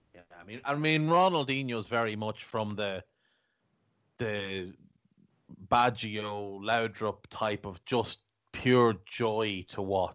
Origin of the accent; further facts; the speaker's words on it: Navan, County Meath, Ireland; accent: townie; We're both from Navan in, in County Meath in Ireland. And I'm, I'm a townie, so I've got this townie, scumbaggy kind of accent.